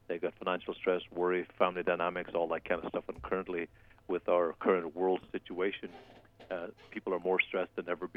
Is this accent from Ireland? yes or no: yes; Ireland; now in United States; I'm on Irish time right now. I've been up since 6 o'clock or so watching the soccer from back home because there's 8-hour time difference